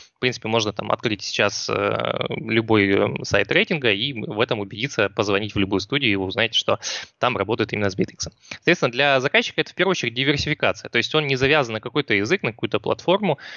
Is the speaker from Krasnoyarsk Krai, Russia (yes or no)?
no; Rostov-on-Don, Rostov Oblast, Russia; я из Ростова